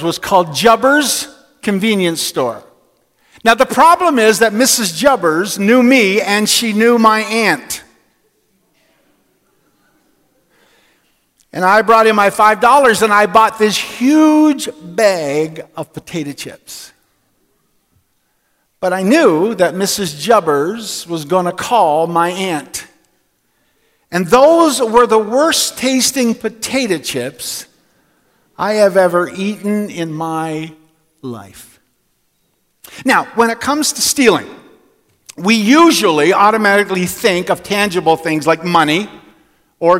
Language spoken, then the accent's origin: English; Newfoundland and Labrador, Canada; When I was 6 or 7 years old, we moved to Labrador City from Newfoundland, and in our family where I grew up